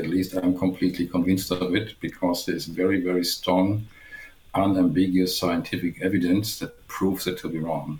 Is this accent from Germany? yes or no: yes; Germany; English is a second language; moved away as an adult; also born or lived in Mainz, Germany / Waterloo, Canada; now in Canada; as you might guess from my accent, as I already gave away, I'm from Germany.